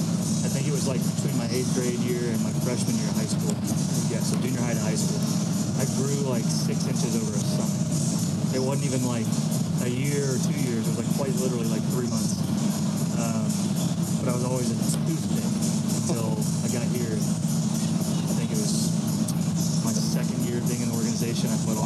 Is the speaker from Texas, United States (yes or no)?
yes; Fort Worth, Texas, United States; Fort Worth